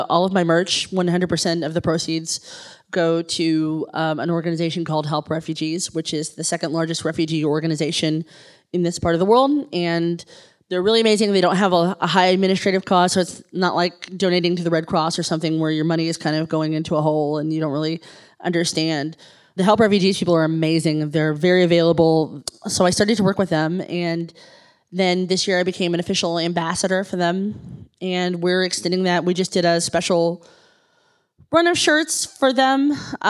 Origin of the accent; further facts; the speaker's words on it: Kentucky, United States; I'm an English major from Kentucky.